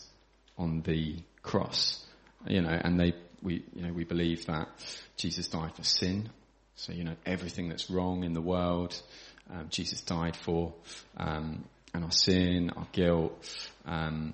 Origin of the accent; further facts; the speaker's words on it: Crowborough, South East England, United Kingdom; also born or lived in London / Manchester; I grew up around here in Crowborough